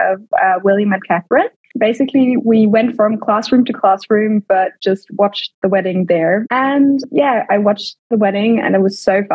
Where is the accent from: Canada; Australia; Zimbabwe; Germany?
Germany; also born or lived in United Kingdom; I grew up in Germany before and went to boarding school in the UK then